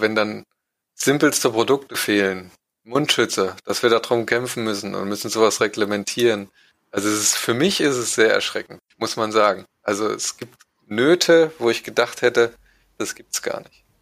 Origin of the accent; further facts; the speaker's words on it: East Germany, Germany; Ich bin ja Ossi.